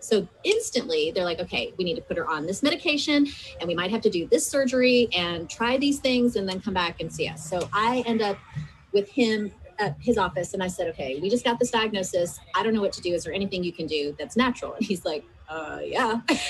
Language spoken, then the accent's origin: English; United States; growing up as an American